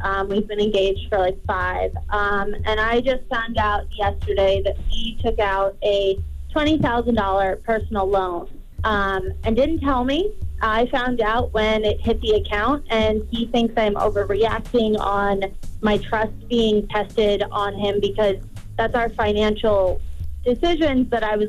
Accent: New York, United States; I'm originally from New York.

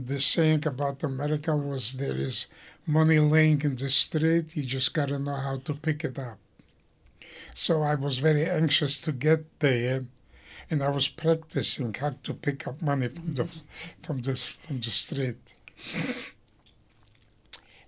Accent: Płock, Masovian Voivodeship, Poland; moved away as an adult; I was born in Poland in a city called Plock, P-L-O-C-K.

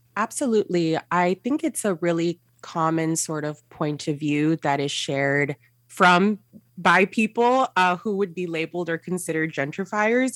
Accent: San Gabriel Valley, California, United States; I grew up in the San Gabriel Valley

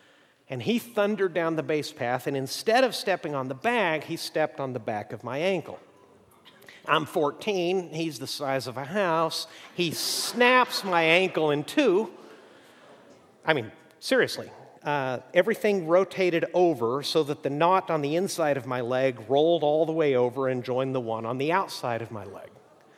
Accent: Mexico; I grew up in Mexico, and I always went to the local schools, except for one year, I was in a school set up by American missionaries for the children of missionaries.

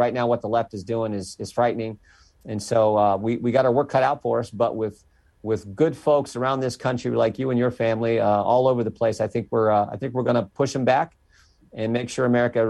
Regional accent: Western Ohio, United States; I'm just a country boy from Western Ohio, married the pretty farm girl down the road.

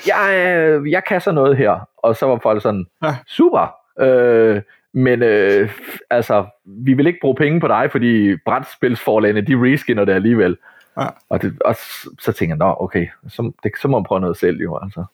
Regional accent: Ryslinge, Southern Denmark, Denmark; nede i Ryslinge, hvor jeg kommer fra, nede på Midtfyn

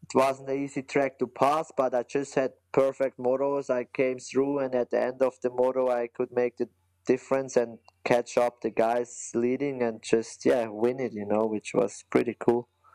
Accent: German-speaking Switzerland, Switzerland; English is a second language; I'm from the German part of Switzerland

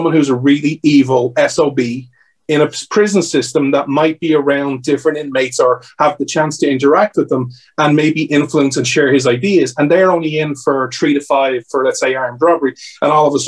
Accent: Ireland; I'm Irish

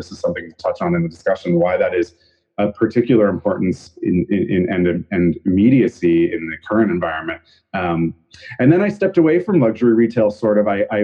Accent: Canada; moved away as an adult; also born or lived in Vancouver; now in New York City, United States; I'm Canadian originally.

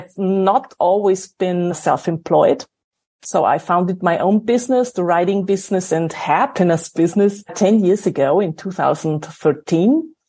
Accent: Salzburg, Austria; I grew up in a little village next to Salzburg. For American thinking, Salzburg is a village.

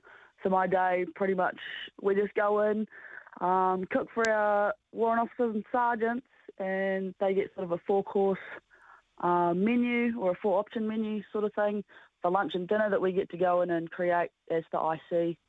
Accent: Otago, New Zealand; now in Christchurch, New Zealand; Down sort of Otago way.

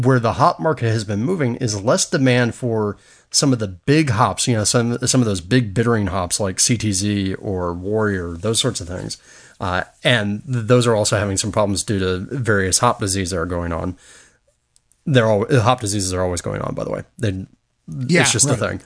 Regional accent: Apopka, Florida, United States; my hometown in Apopka, Florida

